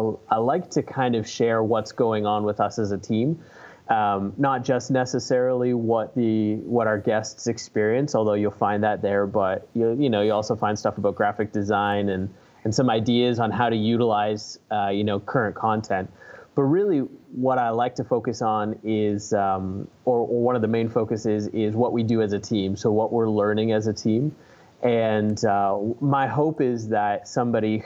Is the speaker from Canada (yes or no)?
yes; Canada; moved away as an adult; now in Fort Myers, United States; I was born and raised in Canada, and we moved here to Fort Myers about a year and a half ago